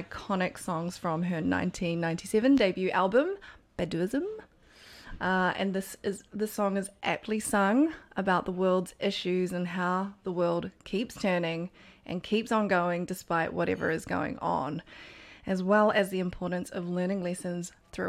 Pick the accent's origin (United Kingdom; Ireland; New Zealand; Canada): New Zealand; I'm a Kiwi